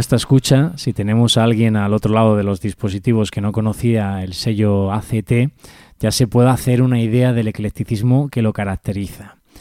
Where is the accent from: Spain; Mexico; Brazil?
Spain; aquí en España